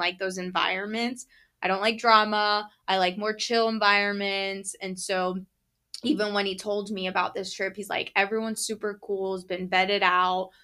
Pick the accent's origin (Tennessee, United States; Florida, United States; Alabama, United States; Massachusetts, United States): Florida, United States; growing up in Florida